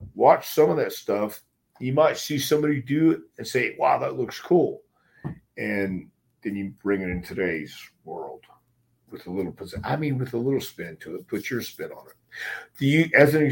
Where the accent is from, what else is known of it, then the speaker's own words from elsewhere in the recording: the South, United States; I'm from the South